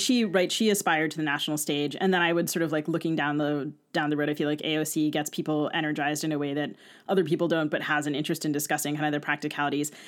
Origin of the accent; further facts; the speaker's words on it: East Coast, United States; now in Minnesota, United States; I grew up on the East Coast, and I moved to Minnesota